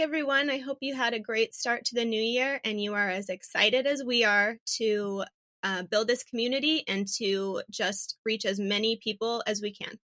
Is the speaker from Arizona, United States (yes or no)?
yes; Phoenix, Arizona, United States; I am a native Phoenician, born and raised in Phoenix.